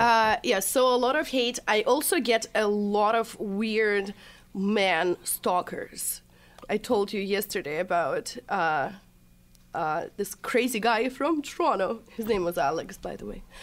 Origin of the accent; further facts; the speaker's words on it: Chelyabinsk, Chelyabinsk Oblast, Russia; moved away; I was born and raised in Russia, Chelyabinsk.